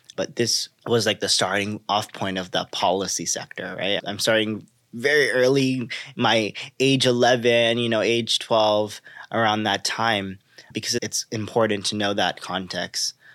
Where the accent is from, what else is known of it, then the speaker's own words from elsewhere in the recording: Los Angeles, California, United States; I grew up in Los Angeles, a community specifically called South Central Los Angeles or South L A, as many know it, uh, notorious for many injustices. I like to say born and raised in South L